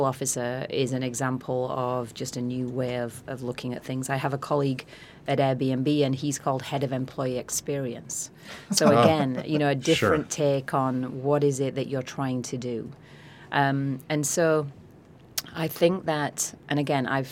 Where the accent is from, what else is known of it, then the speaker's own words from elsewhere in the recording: Yorkshire and the Humber, United Kingdom; moved away as an adult; my accent is from, I'm from a town in the south of Yorkshire, so northern England. I haven't lived there since I was 18 years old